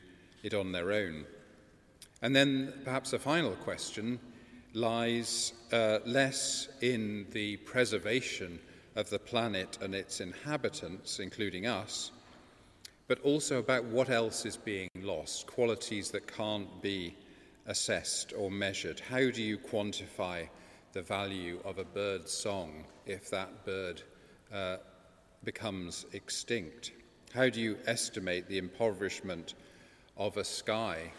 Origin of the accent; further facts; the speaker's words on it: Bath, South West England, United Kingdom; Bath is my hometown.